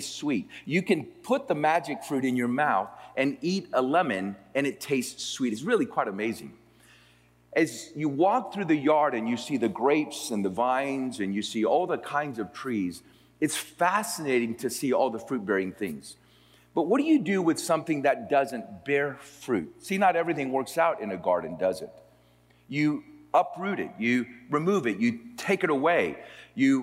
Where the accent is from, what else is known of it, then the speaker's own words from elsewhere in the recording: Florida, United States; also born or lived in Puerto Rico; now in Austin, United States; I grew up in Florida. I'm from Puerto Rico. We moved to Florida when I was almost 8 years old and grew up in Florida